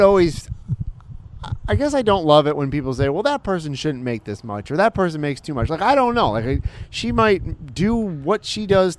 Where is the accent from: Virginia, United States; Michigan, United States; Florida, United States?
Michigan, United States; Woodhaven; moved away; I grew up outside of Detroit.